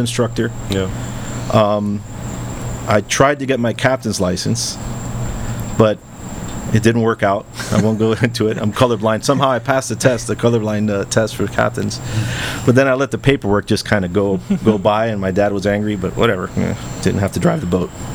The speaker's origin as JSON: {"language": "English", "town": "Miami", "region": "Florida", "country": "United States", "tie": "born or raised there", "first_language": "English", "said": "I grew up in Westchester"}